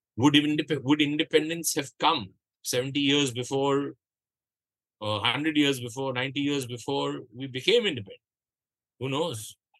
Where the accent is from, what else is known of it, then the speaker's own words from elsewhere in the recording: Kolkata, West Bengal, India; you and I are both from Calcutta